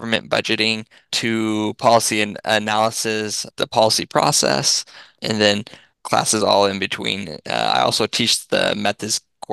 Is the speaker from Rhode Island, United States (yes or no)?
no; Massachusetts, United States; moved away as an adult; now in Missouri, United States; I'm from Massachusetts